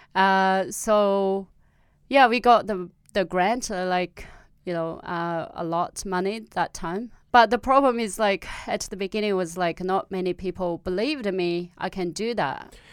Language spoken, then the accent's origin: English; Tibetan plateau, Amdo, China; accent: Amdo Tibetan; first language Amdo Tibetan; English is a second language; moved away as an adult; also born or lived in Australia; my own dialect from the village